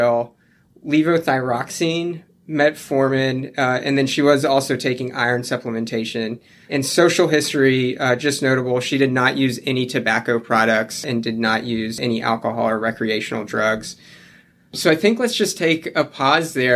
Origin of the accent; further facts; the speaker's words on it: South Alabama, United States; moved away as an adult; also born or lived in Denver, Colorado; moved to South Alabama when I was a kid, went to medical school at the University of South Alabama